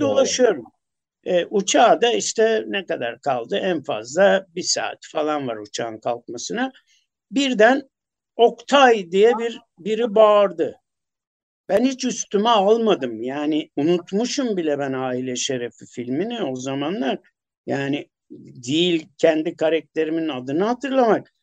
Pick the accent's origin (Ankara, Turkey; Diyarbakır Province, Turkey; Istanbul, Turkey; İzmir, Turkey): Istanbul, Turkey; Kadıköylü olduğum için bir de Çamlıca'yı, Acıbadem'i falan bilirim. Yel Değirmeni'nde e, benim çocukluğum geçti.